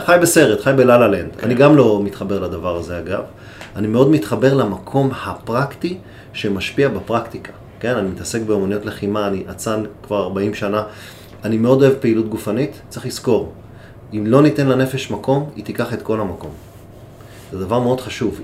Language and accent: Hebrew; Israel; בנו גם בפרט כישראלים